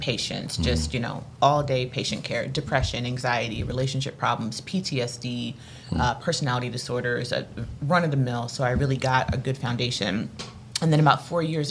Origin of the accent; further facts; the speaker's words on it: East Coast, United States; I'm from the East Coast.